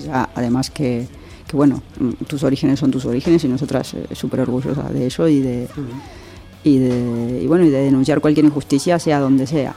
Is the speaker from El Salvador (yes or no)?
no; Argentina; also born or lived in Madrid, Spain; now in Spain; cómo nos criamos en Argentina. ¿no? yo nací en dictadura